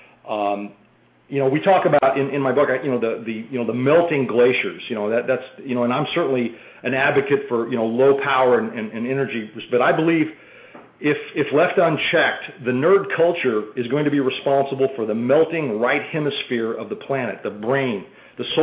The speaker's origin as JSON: {"language": "English", "area": "boyhood home of Walt Disney", "region": "Midwest", "country": "United States", "tie": "born or raised there", "also_born_or_lived": "Boston", "moved": "yes", "lives_now": "Austin, United States", "said": "I grew up in the Midwest in the boyhood home of Walt Disney"}